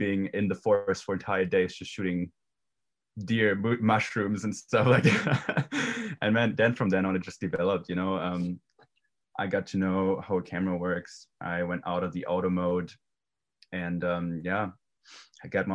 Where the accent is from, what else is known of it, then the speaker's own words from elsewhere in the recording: Germany; English is a second language; moved away as an adult; originally I was born and raised in Germany. I lived there for 18 years